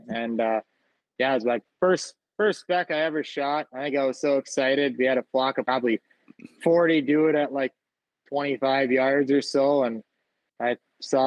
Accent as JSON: {"language": "English", "region": "Minnesota", "country": "United States", "tie": "born or raised there", "said": "my home state"}